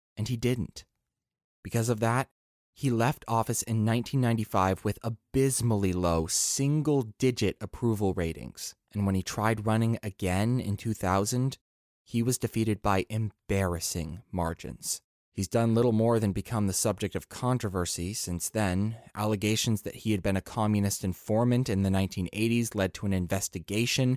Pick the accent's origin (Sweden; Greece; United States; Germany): United States; I'm an American